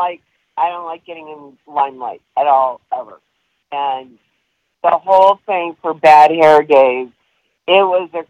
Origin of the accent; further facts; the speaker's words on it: Detroit, Michigan, United States; I grew up in Detroit